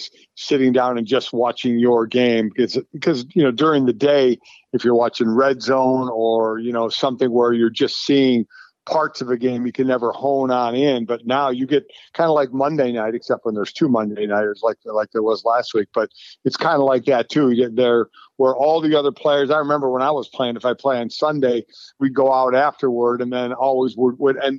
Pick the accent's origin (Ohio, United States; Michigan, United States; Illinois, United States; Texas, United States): Ohio, United States; Cleveland; I grew up in Cleveland